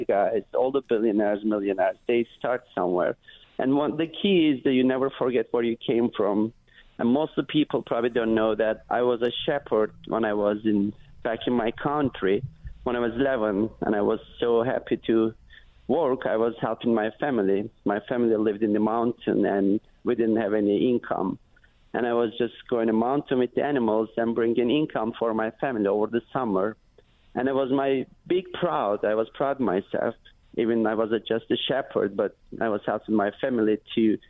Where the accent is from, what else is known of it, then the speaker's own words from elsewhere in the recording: Turkey; English is a second language; moved away as an adult; also born or lived in New York City; now in United States; I am from Turkey, I came to U.S. 2002 with my dreams, nothing else